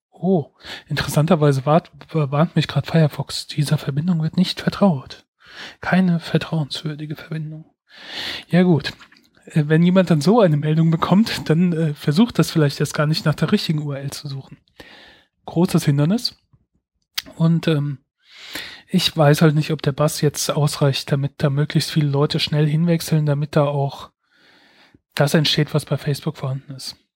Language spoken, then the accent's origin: German; Mainz, Rhineland-Palatinate, Germany; Ja, ich bin aus Mainz. Das wollte er nämlich wissen. Äh, in Mainz geboren, Mainz aufgewachsen. Ähm, und bisher immer wieder hierher zurückgekommen.